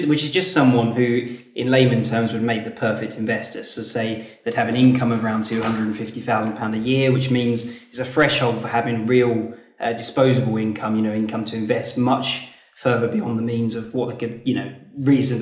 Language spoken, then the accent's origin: English; Leeds, Yorkshire and the Humber, United Kingdom; we're from Leeds, based up north